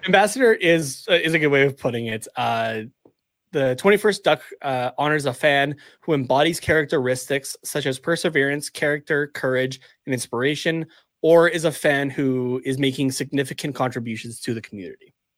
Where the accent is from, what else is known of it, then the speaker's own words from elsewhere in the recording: Canada; even as a Canadian